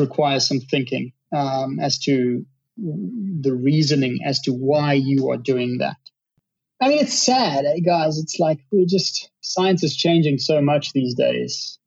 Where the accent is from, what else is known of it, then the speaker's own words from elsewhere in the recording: Johannesburg, Gauteng, South Africa; volunteering at the local zoo in my hometown, at the Johannesburg Zoo, when I was like 16